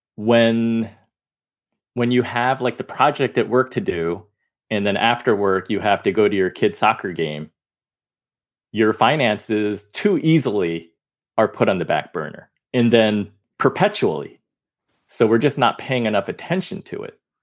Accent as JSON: {"language": "English", "country": "United States", "said": "I'm Chinese American."}